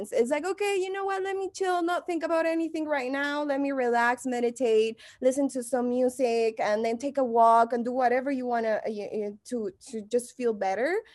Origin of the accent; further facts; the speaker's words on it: Mexico; English is a second language; moved away as an adult; now in Los Angeles, United States; if you haven't noticed my accent, I'm from Mexico